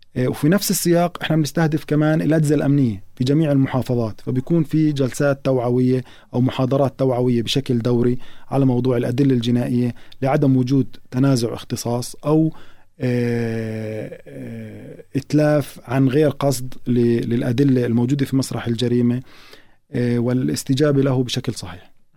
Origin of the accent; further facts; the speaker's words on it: Palestine; إحنا كمجتمع فلسطيني